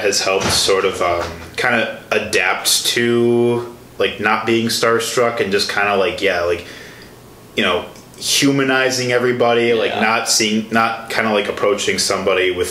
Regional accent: Chicago, Illinois, United States; moved away; I'm from Chicago

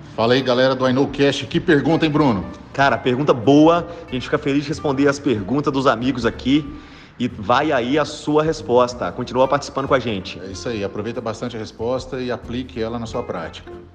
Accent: Pitangui, Minas Gerais, Brazil; sou de Pitangui, Minas Gerais

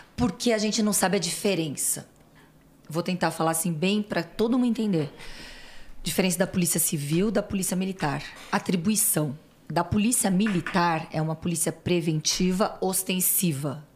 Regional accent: Santos, São Paulo, Brazil; accent: São Paulo; moved away as an adult; also born or lived in Niterói; now in São Paulo, Brazil; E aí a minha infância até a faculdade foi em Santos. Vim fazer faculdade em São Paulo e não saí mais.

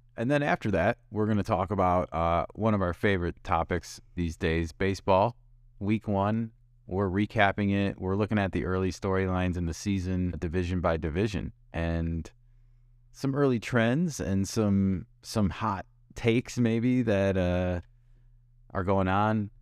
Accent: Midwest, United States; now in West Coast, United States; we come from the Midwest and we live on the West Coast

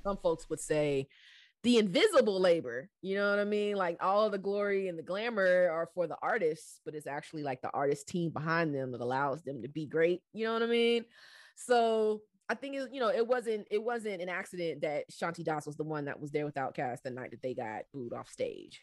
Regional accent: Southwest Georgia, United States; also born or lived in DMV (Washington metropolitan area); growing up in Southwest Georgia

